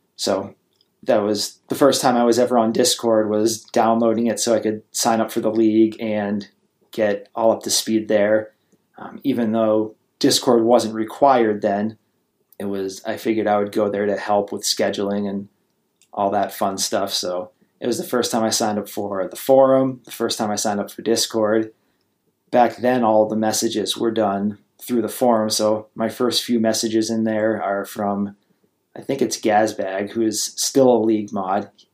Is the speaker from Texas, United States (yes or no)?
no; Vermont, United States; moved away; I grew up in Vermont, um, so the eastern part of the United States.